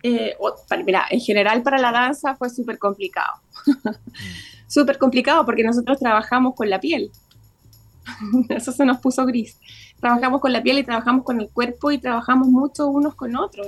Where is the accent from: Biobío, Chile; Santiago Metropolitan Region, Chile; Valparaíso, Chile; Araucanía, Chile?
Biobío, Chile; Concepción; yo como directora también soy penquista